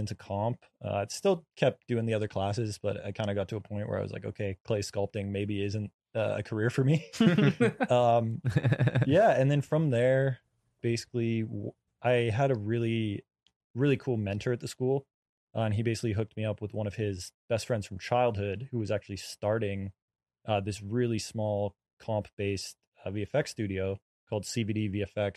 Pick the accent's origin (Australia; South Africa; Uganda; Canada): Canada; moved away as an adult; now in United States; I'm from Canada originally